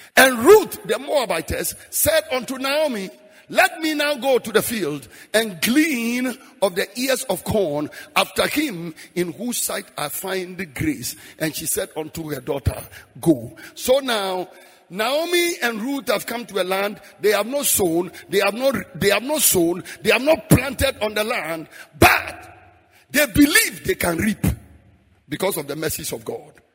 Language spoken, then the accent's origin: English; Frafra, Bolgatanga area, Upper East, Ghana; moved away; I'm a frafra from Damol Tindong